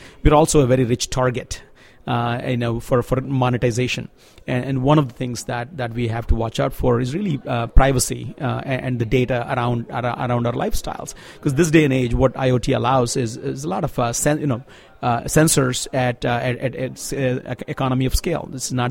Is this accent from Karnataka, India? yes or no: no; Andhra Pradesh, India; I come from Andhra Pradesh, which is a southern Indian state.